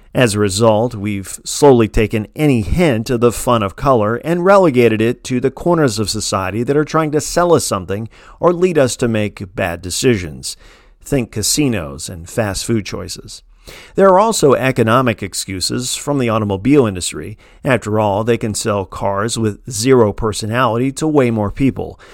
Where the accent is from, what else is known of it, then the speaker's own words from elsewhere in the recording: Midwest, United States; I'm from the Midwest, where a dazzling flannel can be seen as reckless